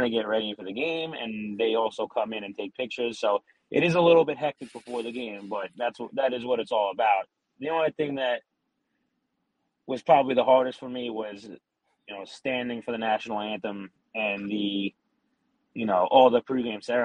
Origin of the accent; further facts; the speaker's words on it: New York City, New York, United States; we grew up in Staten Island